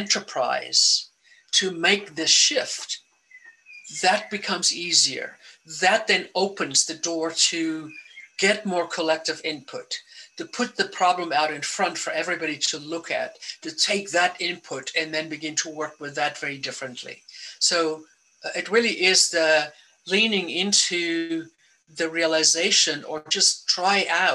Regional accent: South Africa; now in United States; I grew up in South Africa

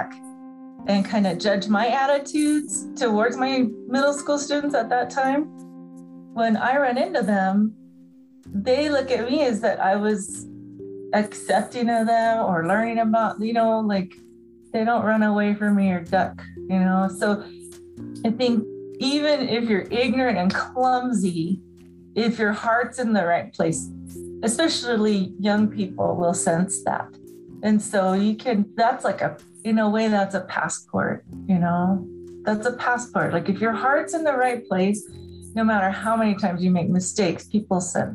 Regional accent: Southern California, United States; moved away as an adult; also born or lived in Navajo Nation; I grew up in Southern California

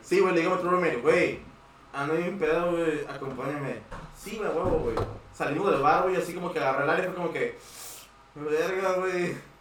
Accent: Tijuana, Baja California, Mexico; also born or lived in United States; soy de Tijuana, güey, soy ciudadano y estuve en, estado en Estados Unidos

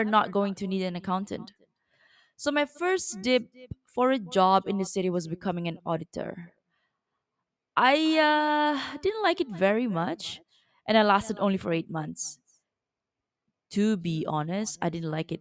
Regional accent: East Malaysia, Malaysia; moved away as an adult; my hometown, East Malaysia.

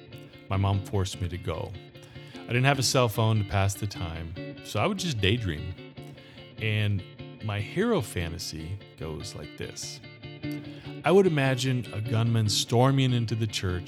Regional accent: Gilroy, California, United States; my hometown of Gilroy, California

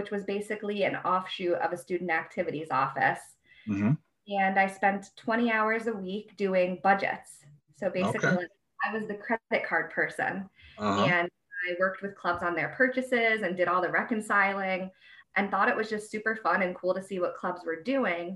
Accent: Albany, New York, United States; moved away as an adult; also born or lived in Bowling Green, Ohio; I'm from the Albany area.

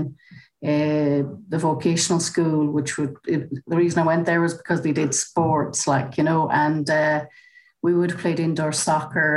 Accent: Achill, Connacht, Ireland; moved away as an adult; also born or lived in Waterford / Gort; I'm originally from Achill, County Mayo. So like when I started off, I actually played on the national school team

